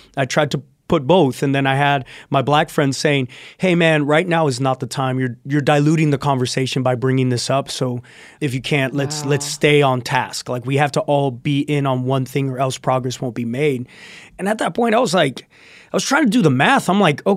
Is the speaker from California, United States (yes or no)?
no; South Texas, United States; I grew up in South Texas, Santo, so 2 hours from the border.